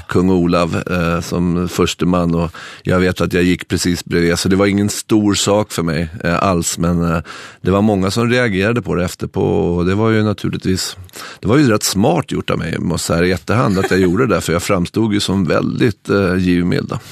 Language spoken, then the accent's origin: Swedish; Stockholm, Stockholm County, Sweden; moved away as an adult; now in Norway